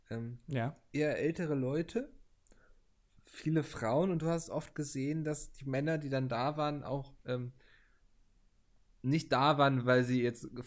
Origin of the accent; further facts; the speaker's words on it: Northern Germany, Germany; Und als Norddeutscher hast du ja auch so ein bisschen ähm, die Geburtspflicht, sag ich mal, wenn jemand ein Seemannslied anstimmt, äh, mitzuschunkeln.